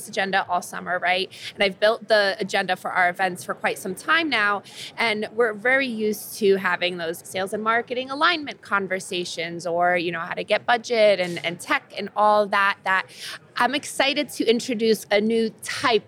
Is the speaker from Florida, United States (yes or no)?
no; New Jersey, United States; I'm from Jersey